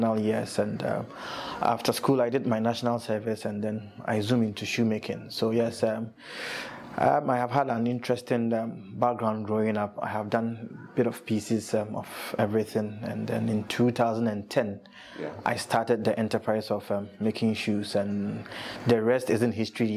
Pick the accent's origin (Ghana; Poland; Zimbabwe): Ghana; Kumasi, Ashanti; now in Accra, Ghana; growing up in Kumasi